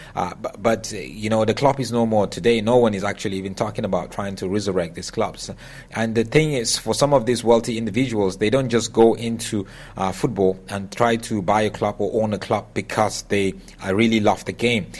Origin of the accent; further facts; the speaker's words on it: Nigeria; growing up in Nigeria